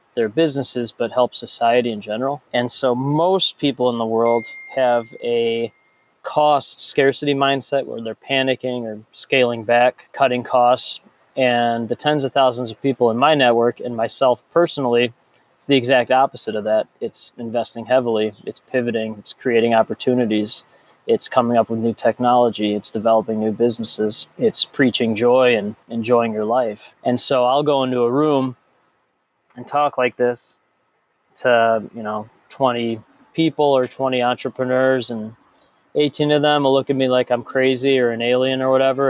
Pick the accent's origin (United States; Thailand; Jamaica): United States; Chicago, Illinois; I grew up in the North Shore of Chicago